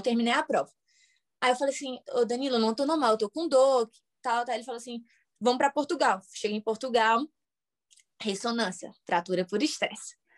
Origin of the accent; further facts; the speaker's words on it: Fortaleza, Ceará, Brazil; moved away as an adult; now in United States; Eu sou de Fortaleza e fiquei no Rio